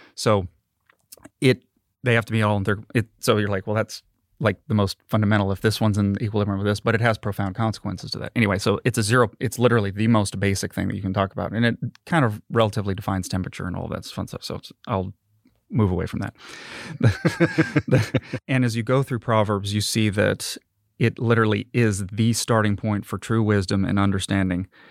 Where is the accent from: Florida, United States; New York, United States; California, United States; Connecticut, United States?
California, United States; Marina; now in Mississippi, United States; I was born and raised in Marina, California.